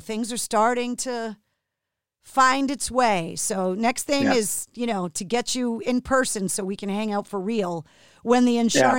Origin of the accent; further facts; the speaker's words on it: Massachusetts, United States; Especially growing up in Massachusetts because they filmed it.